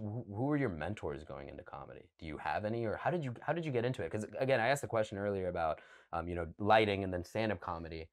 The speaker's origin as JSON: {"language": "English", "town": "Cumming", "region": "Georgia", "country": "United States", "tie": "born or raised there", "moved": "yes", "said": "I'm from the city of Cumming, C U M M I N G."}